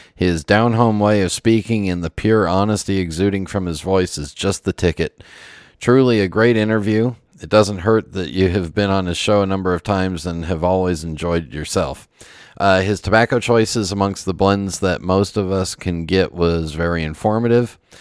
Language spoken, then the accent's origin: English; Los Angeles, California, United States; growing up in the San Fernando Valley